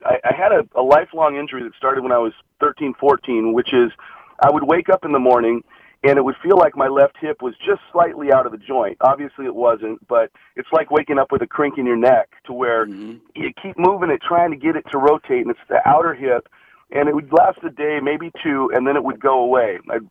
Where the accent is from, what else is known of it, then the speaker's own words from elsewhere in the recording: Seattle, Washington, United States; I was up in Seattle, Lake Washington High School up there.